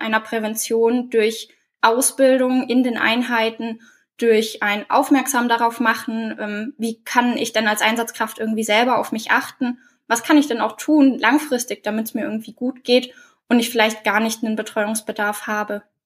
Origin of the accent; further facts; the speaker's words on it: Oberallgäu, Bavaria, Germany; leite bei mir in der Heimat im Oberallgäu das Kriseninterventionsteam